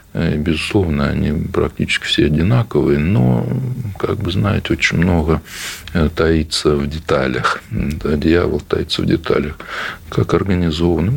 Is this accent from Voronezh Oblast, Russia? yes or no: no; Oryol Oblast, Russia; я из Орловской области